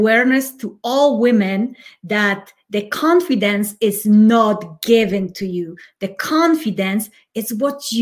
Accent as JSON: {"language": "English", "country": "Poland", "moved": "yes", "lives_now": "United States", "said": "I'm originally from Poland, living in US"}